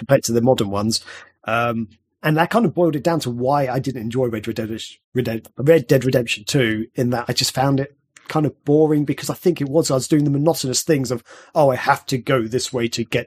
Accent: England, United Kingdom; I'm English

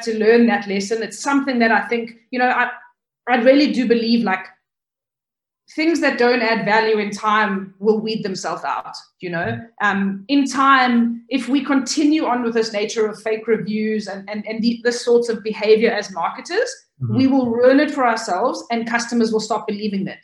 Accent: South Africa; We grew up in South Africa

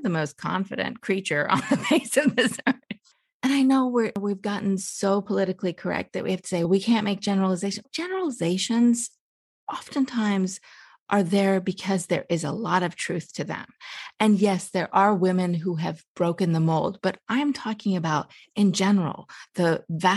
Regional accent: United States; also born or lived in Iran; And I was born in Iran. I lived my whole life in America, but I was born in Iran.

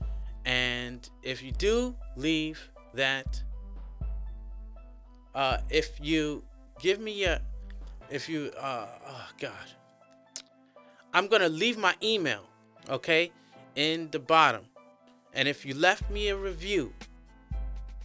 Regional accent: New York City, New York, United States; moved away as an adult; now in China; I'm from New York City

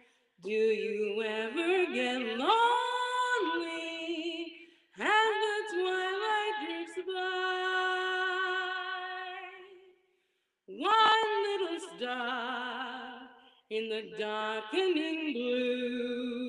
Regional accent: San Francisco, California, United States; I'm from San Francisco, California, and when I'm not pursuing art, I'm a tour guide

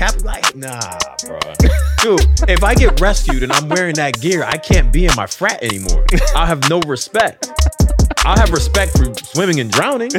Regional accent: New Haven, Connecticut, United States; I'm right next door. You heard of Connecticut?

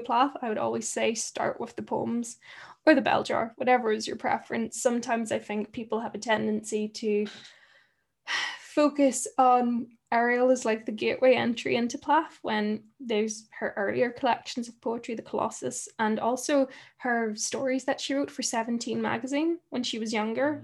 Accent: Ireland; I come from, I'm from Ireland.

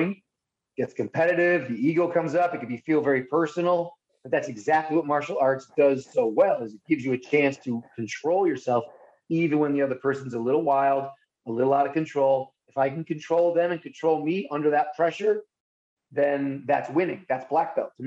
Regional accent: Buffalo, New York, United States; I am from Buffalo

